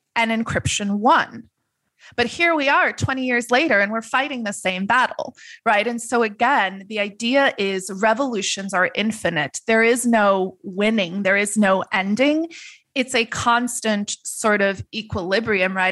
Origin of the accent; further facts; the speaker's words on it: Netherlands; moved away; I grew up in the Netherlands